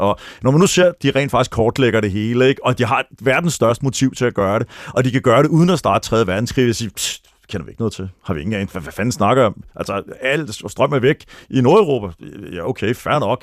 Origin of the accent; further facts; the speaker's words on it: Denmark; also born or lived in Florida, United States; vi som danskere